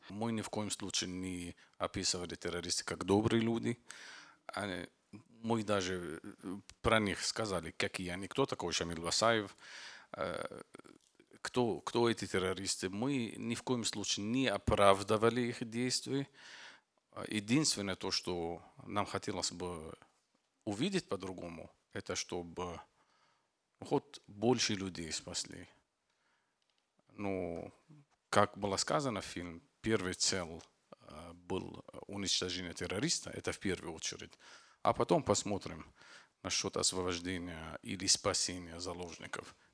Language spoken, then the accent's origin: Russian; Lebanon; Russian is a second language; Я из Ливана. … Это маленькое государство, а, окружено Сирия и Израиль и Средиземное море. Я из Ливана.